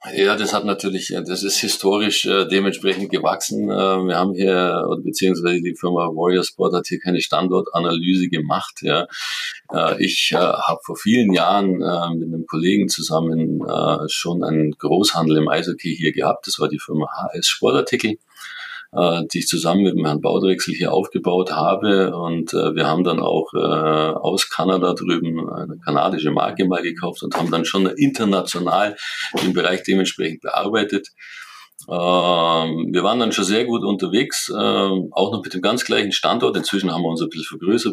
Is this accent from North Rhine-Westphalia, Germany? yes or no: no; Kaufbeuren, Bavaria, Germany; ich bin in Kaufbeuren aufgewachsen, ich bin in Kaufbeuren groß geworden